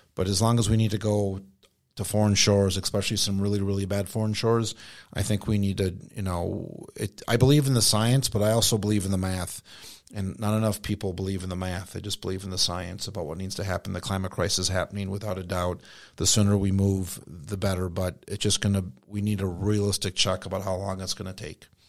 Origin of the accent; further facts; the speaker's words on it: United States; I grew up on Indian reservation